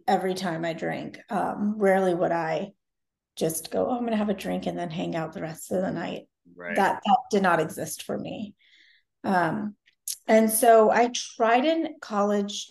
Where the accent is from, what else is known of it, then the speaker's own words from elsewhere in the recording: Macon, Georgia, United States; I was born and raised in Macon, Georgia